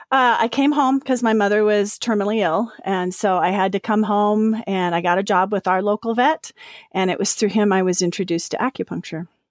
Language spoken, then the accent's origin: English; Salt Lake City, Utah, United States; also born or lived in Park City, Utah; I grew up in Salt Lake and Park City and all the wild places around the area